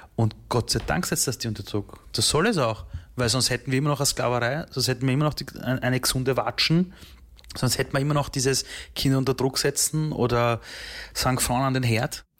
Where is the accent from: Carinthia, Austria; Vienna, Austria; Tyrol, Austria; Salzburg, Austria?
Vienna, Austria; also born or lived in Iran; ich war drei Jahre alt bei der Flucht. Mhm. Und dann wächst du heran als kleines Kind in Österreich, zuerst im Flüchtlingsheim, dann in Wien